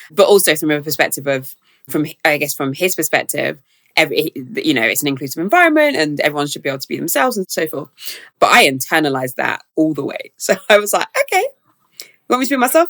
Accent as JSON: {"language": "English", "region": "London", "country": "United Kingdom", "tie": "born or raised there", "said": "growing up in South London"}